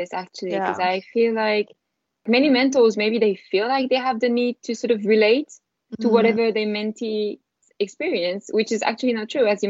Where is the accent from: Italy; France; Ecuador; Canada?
France; English is a second language; moved away as an adult; now in United Kingdom; I came straight from France. So obviously in France, like, I didn't speak English at home. I was just taught English at school.